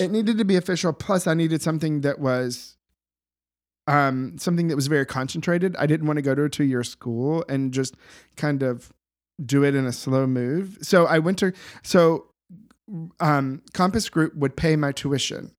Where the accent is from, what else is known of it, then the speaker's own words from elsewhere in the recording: the South, United States; moved away as an adult; now in Boston, United States; grew up in the south